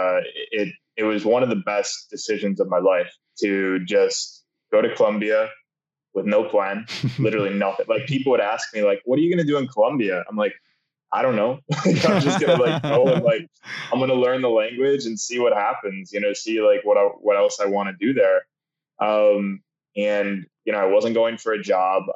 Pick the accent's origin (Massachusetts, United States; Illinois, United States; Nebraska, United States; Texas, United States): Illinois, United States; suburbs of Chicago; a kid from the suburbs of Chicago